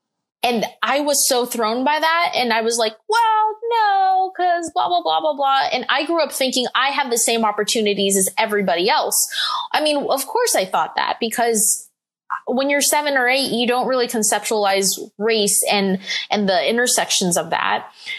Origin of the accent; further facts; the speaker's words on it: Philippines; it felt like sort of gross and dirty to be like, I'm Filipino.